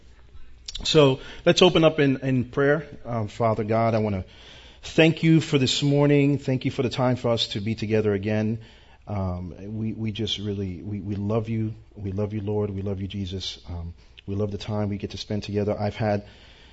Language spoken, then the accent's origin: English; New York, United States; I'm from New York, born and raised.